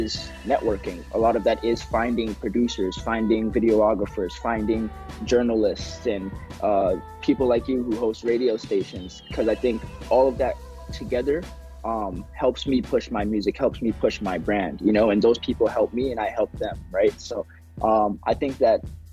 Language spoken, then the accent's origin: English; Texas, United States; also born or lived in Zimbabwe; now in Red Deer, Canada; I grew up in Texas. I was born in Zimbabwe, but I moved there when I was about 3 years old